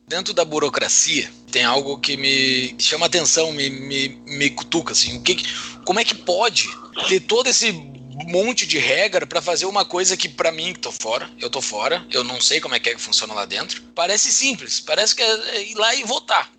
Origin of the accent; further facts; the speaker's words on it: Brazil; nós que somos brasileiros